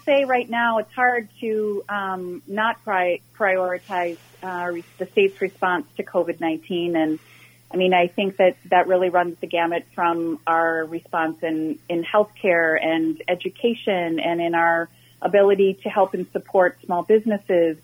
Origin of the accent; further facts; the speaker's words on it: Minnetonka, Minnesota, United States; I was born and raised in Minnetonka and graduated from Hopkins High School